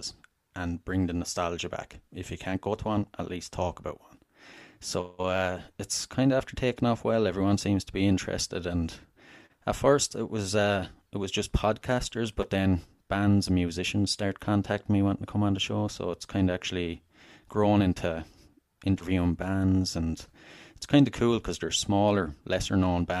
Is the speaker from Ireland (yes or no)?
yes; Wexford, Leinster, Ireland; I'm Irish. I'm from Southern Ireland, a place called Wexford originally